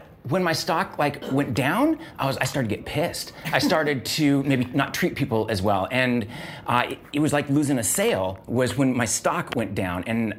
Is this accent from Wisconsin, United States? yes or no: no; Seattle, Washington, United States; In Seattle, Washington.